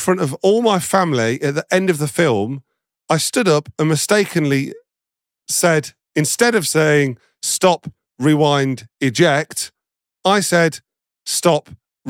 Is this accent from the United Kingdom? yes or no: yes; Nottingham, East Midlands, United Kingdom; I'm from Nottingham